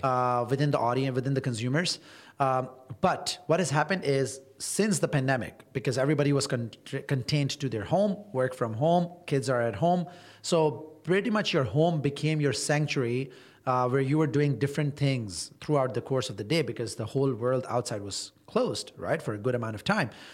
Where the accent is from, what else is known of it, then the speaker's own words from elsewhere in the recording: Toronto, Ontario, Canada; moved away as an adult; now in Dubai, United Arab Emirates; I am a Canadian and I've spent pretty much all my life in Toronto